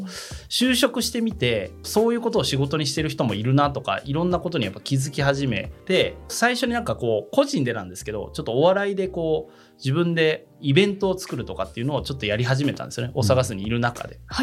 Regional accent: Kansai, Japan; 僕関西出身なんで

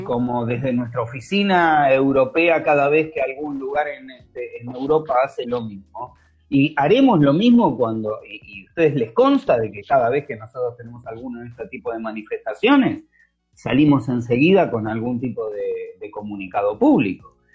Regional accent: Argentina; yo soy argentino

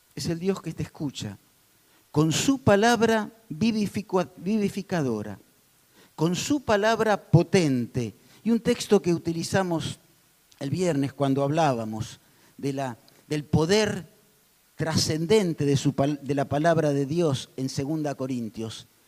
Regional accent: Argentina; somos vivos los argentinos

